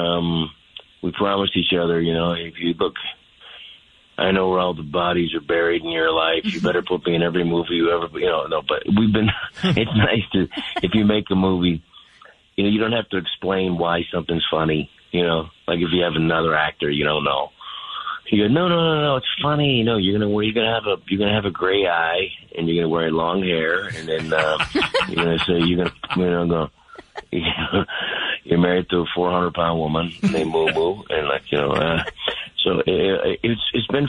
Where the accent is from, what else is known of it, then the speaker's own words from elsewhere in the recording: San Francisco, California, United States; I grew up in San Francisco